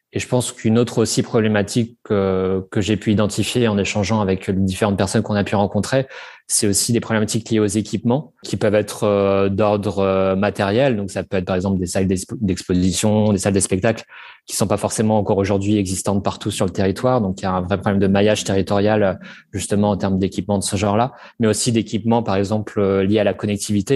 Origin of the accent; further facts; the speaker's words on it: Normandy, France; j'ai grandi en Normandie